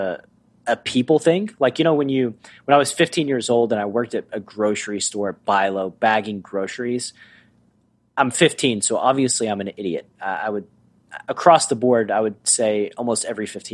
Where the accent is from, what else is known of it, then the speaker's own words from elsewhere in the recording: Tennessee, United States; moved away as an adult; also born or lived in Los Angeles; my life growing up in Tennessee